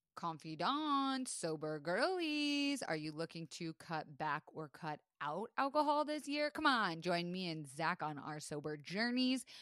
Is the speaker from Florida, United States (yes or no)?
yes; Florida, United States; I was raised in Florida